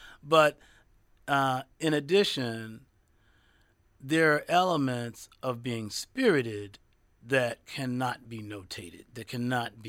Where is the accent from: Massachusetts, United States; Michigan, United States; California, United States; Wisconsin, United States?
Michigan, United States; Detroit; there were adventurous radio stations in my hometown